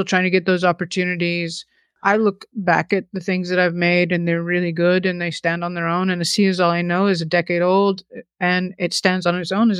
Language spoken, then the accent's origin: English; the South, United States; now in New York, United States; growing up in the South, and I'm such a New Yorker, but I did grow up in the South.